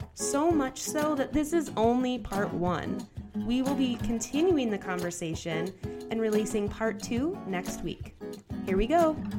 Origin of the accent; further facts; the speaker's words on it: Grand Marais, Minnesota, United States; I am from Grand Marais, Minnesota, so like way up north